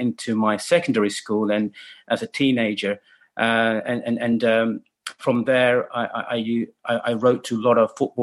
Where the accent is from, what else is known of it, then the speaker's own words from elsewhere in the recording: Leicester, East Midlands, United Kingdom; also born or lived in China; Leicester is where I grew up and born